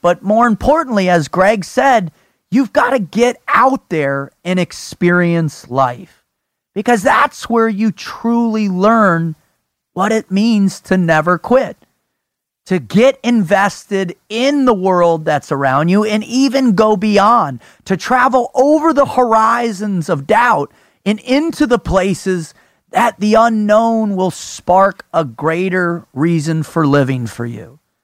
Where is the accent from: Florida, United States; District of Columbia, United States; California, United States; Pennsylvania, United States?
Florida, United States; South; growing up in South Florida